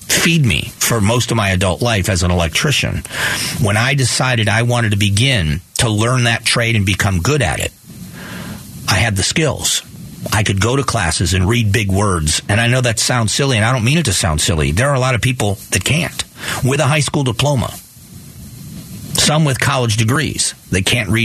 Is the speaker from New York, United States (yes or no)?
no; Fort Myers, Florida, United States; now in Arizona, United States; I grew up in Fort Myers